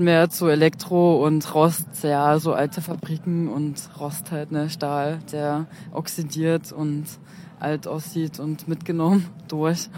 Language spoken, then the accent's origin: German; Freiberg, Saxony, Germany; ich komme aus Freiberg, also genauer gesagt von einem Dorf bei Freiberg